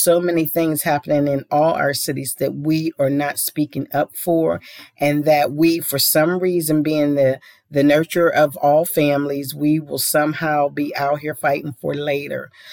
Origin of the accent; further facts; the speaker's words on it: Pittsburgh, Pennsylvania, United States; my hometown of Pittsburgh